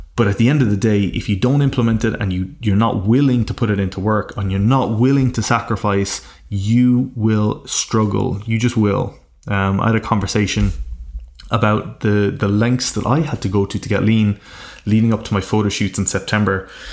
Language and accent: English; Ireland; being from a very rural part of Ireland, where it is not the norm to dream big